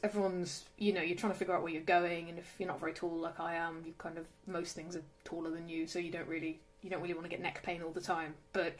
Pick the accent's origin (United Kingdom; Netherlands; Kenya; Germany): United Kingdom; Oxfordshire, South East England; now in London, United Kingdom; I grew up in rural Oxfordshire